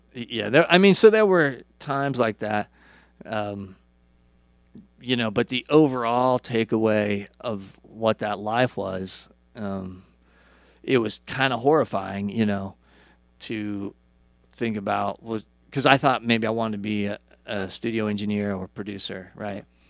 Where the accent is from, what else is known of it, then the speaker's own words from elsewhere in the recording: Idaho, United States; moved away as an adult; also born or lived in California; so, I grew up in Idaho.